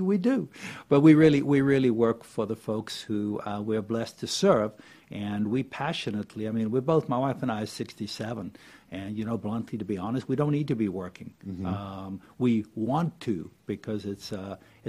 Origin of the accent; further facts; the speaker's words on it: Cape Town, Western Cape, South Africa; moved away as an adult; now in Gainesville, United States; I came from Cape Town, South Africa, which is where I grew up and went to medical school there